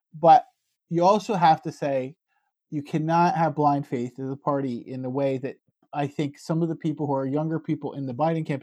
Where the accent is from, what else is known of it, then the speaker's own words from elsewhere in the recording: United States; moved away as an adult; also born or lived in Newfoundland, Canada; now in Canada; an American living in Canada